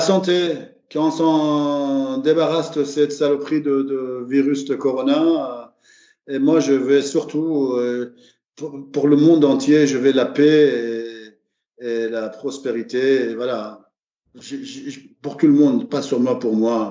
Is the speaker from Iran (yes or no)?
yes; Iran; now in France; depuis que j'ai quitté l'Iran